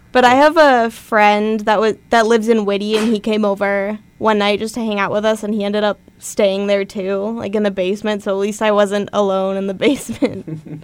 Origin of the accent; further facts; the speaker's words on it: Nevada, United States; moved away; I grew up in Nevada